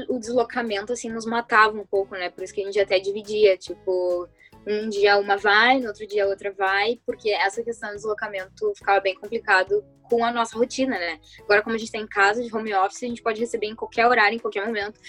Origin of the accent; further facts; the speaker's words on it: Porto Alegre, Rio Grande do Sul, Brazil; eu sou da Zona Sul